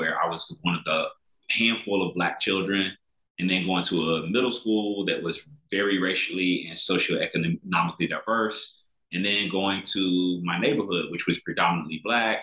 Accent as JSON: {"language": "English", "region": "South Carolina", "country": "United States", "tie": "born or raised there", "said": "I grew up in South Carolina"}